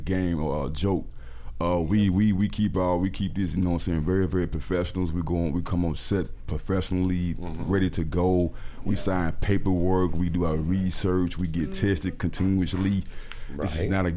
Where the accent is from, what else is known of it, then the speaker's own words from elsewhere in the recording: Memphis, Tennessee, United States; moved away; I'm from Memphis